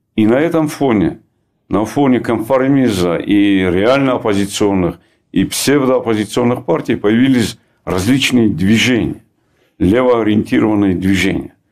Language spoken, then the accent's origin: Russian; Dagestan, Russia; в моем родном крае